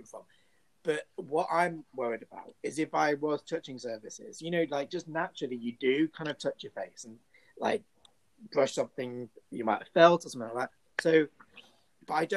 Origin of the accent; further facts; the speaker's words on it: United Kingdom; being British